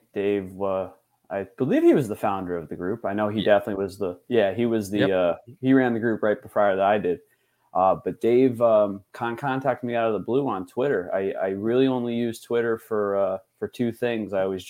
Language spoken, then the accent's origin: English; Hartford, Connecticut, United States; being from Connecticut, you know, born and raised in the Hartford area